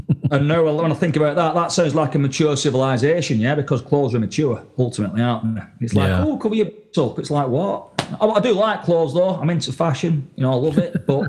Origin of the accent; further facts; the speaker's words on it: the north of England, United Kingdom; moved away as an adult; now in New England, United States; I was raised in Northern England, mate, in a working class town